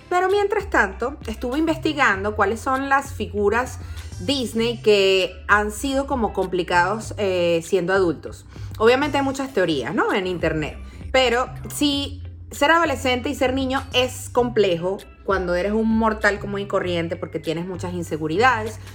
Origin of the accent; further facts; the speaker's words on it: Caracas, Capital District, Venezuela; yo crecí y viví en Parque Central mucho tiempo